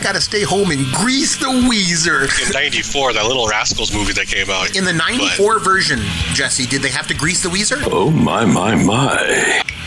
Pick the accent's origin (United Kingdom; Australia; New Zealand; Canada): Canada; Port Elgin, Ontario; I grew up in Port Elgin, Ontario